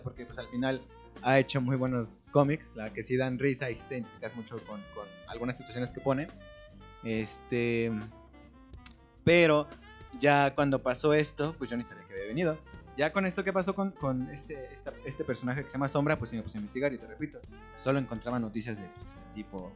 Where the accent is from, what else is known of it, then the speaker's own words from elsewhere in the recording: Mexico; aquí en mi país